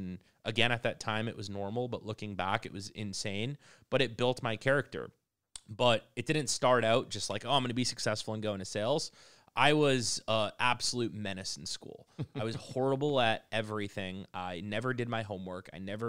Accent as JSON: {"language": "English", "country": "United States", "tie": "born or raised there", "said": "I'm an Arab. I grew up in the United States, and I went to school during 9/11."}